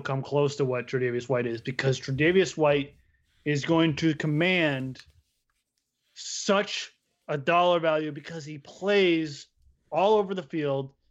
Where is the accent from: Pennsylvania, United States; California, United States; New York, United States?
Pennsylvania, United States; I grew up in Pennsylvania